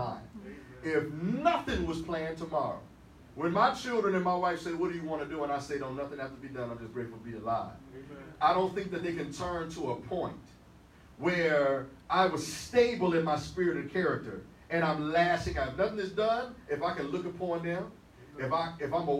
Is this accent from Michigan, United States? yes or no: yes; Detroit, Michigan, United States; when I was growing up in Detroit